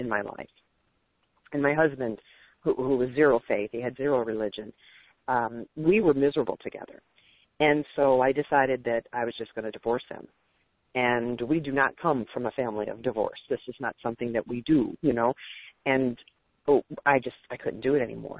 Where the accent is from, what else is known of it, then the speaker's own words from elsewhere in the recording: Detroit, Michigan, United States; now in Dallas, United States; I'm from the Detroit area. I live just north of Detroit. I grew up there. I'm in Dallas now